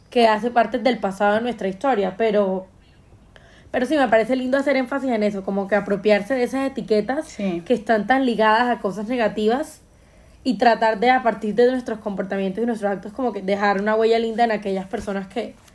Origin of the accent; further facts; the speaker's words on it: Colombia; Entonces yo creo que es lindo que uno apropiarse de esa etiqueta de Juan Madre, soy colombiano, y que la gente te recuerde porque le dejaste una huella linda